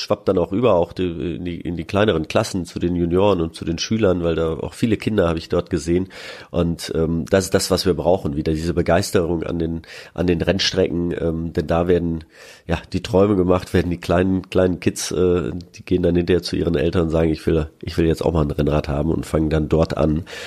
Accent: Freiburg, Baden-Württemberg, Germany; moved away; in Freiburg, in meiner alten Heimatstadt

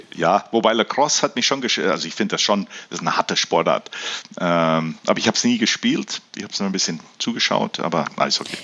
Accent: Canada; now in Germany; weil ich bin in Kanada aufgewachsen und wir hatten ja keinen Dialekt in dem Sinne

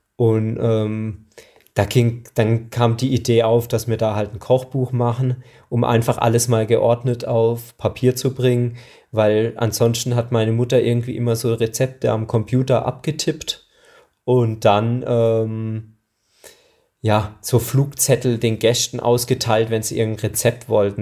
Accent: Hinterzarten, Baden-Württemberg, Germany; ich komme aus Hinterzarten Breitnau

